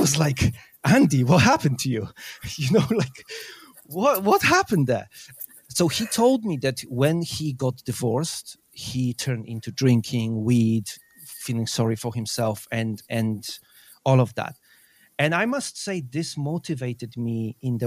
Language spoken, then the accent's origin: English; Poland; moved away as an adult; now in United Kingdom; I moved from Poland to UK when I was 18.